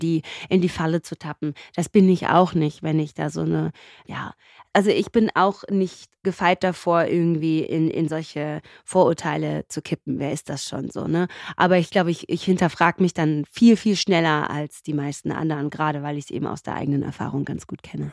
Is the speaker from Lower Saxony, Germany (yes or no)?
no; Göppingen, Baden-Württemberg, Germany; also born or lived in Mendefera, Eritrea / Karlsruhe / Ludwigsburg; ich habe im Schwarmland ungefähr, lass mich kurz rechnen, das dürften so 15, 16 Jahre gewesen sein, gelebt. Wir sind ja erst 1982 nach Deutschland gekommen